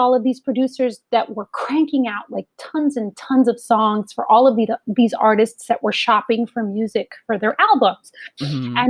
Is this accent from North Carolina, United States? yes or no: no; Los Angeles, California, United States; born or raised there